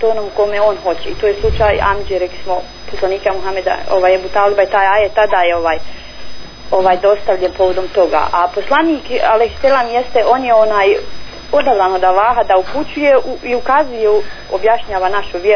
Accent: Bosnia & Herzegovina; also born or lived in Sarajevo; kod nas u Bosni

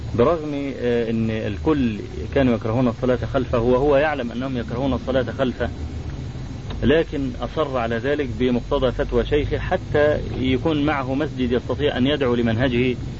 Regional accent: Egypt; عندنا في مصر

